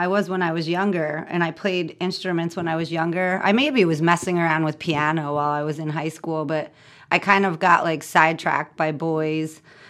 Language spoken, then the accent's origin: English; Lincoln Park, New Jersey, United States; I grew up in Lincoln Park, New Jersey.